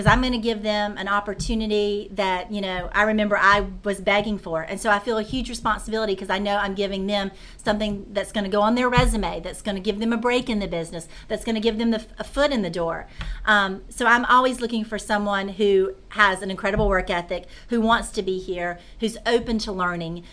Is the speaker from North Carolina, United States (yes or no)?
yes; Concord, North Carolina, United States; I grew up right outside of Charlotte in a small town called Concord